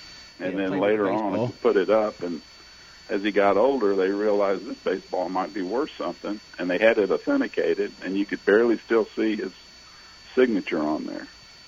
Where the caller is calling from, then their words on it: Ohio, United States; I'm pretty good. It's Thomas' dad. I'm listening from Ohio.